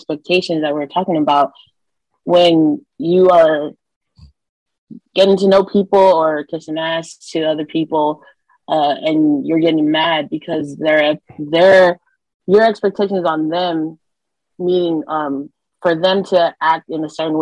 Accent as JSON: {"language": "English", "town": "Long Beach", "region": "California", "country": "United States", "tie": "born or raised there", "said": "I grew up in Long Beach, California, surrounded by gang violence."}